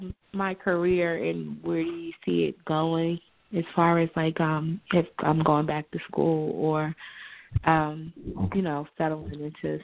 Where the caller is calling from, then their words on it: New Jersey, United States; I'm calling from New Jersey.